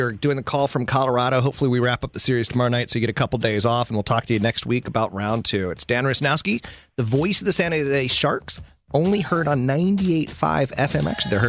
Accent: Okinawa, Japan; Well, my home state is actually, I'm from Okinawa, Japan. I'm Japanese.

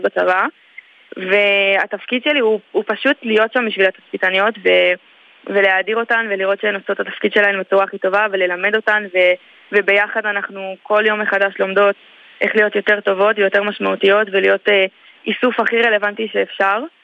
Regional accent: Elei Sinai, Gaza Strip, Palestine; also born or lived in Netiv HaAsara / Gush Katif; now in Ashkelon, Israel; אז אני נולדתי באלי סיני, שזה בצפון רצועת עזה.

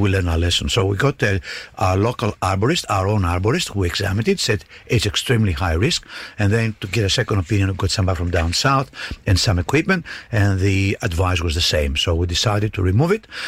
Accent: Greece; now in Darwin, Australia; where I grew up in Greece

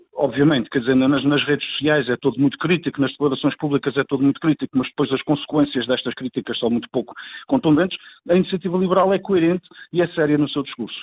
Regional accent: Azores, Portugal

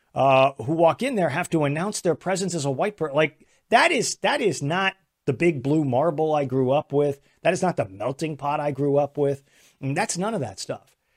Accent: El Paso, Texas, United States; I grew up in El Paso, Texas

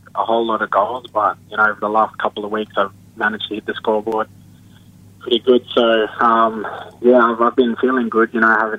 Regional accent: Broome, Western Australia, Australia; moved away; show them around my hometown

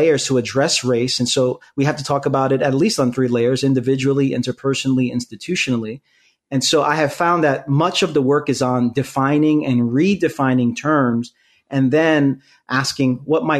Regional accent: New York City, New York, United States; also born or lived in Queens, New York; born and raised in Brooklyn, New York, and live in Queens

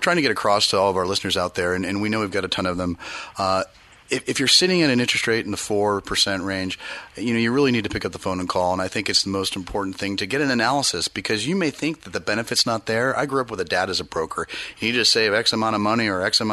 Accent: East Bay, Bay Area, California, United States; now in Sacramento region, United States; I grew up in the Bay Area in the East Bay

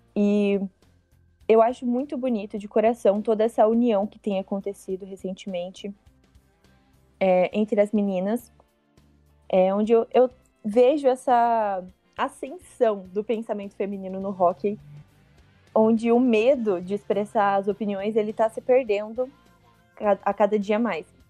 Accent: interior of Paraná, Brazil; eu sou do interior do Paraná

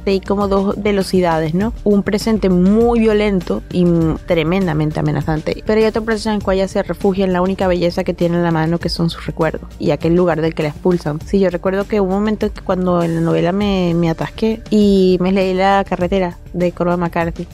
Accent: Caracas, Capital District, Venezuela; moved away as an adult; now in Spain; Nací en Caracas

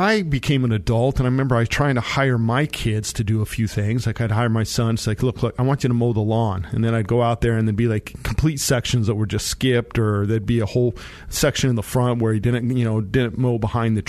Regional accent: Monte Vista, Colorado, United States; I grew up down in Monta Vista in the San Luis Valley

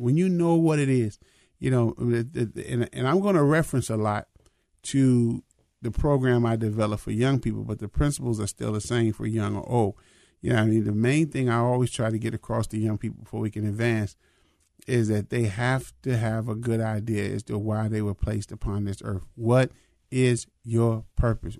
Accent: Minnesota, United States; I'm a Minnesotan

